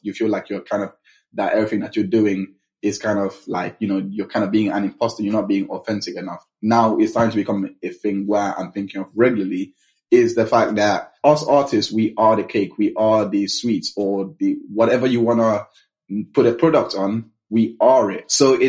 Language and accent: English; London, United Kingdom; Then we moved to the UK when I was 11. We grew up in London, West London, Mackillingdon area.